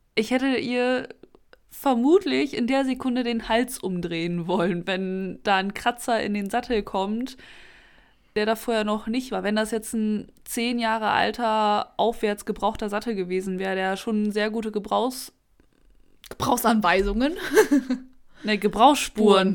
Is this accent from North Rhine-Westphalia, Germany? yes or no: yes; Münsterland, North Rhine-Westphalia, Germany; wir kommen ja hier aus dem Münsterland